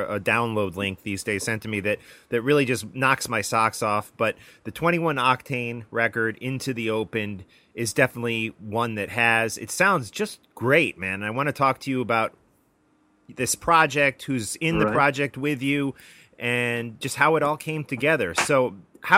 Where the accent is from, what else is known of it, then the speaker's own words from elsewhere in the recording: United States; I'm an American.